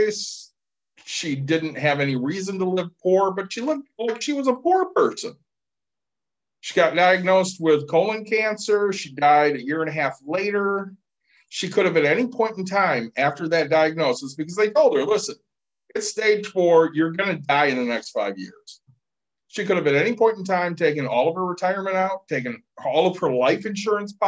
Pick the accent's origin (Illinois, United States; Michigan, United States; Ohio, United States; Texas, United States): Michigan, United States; Plainwell; the house I grew up in Plainwell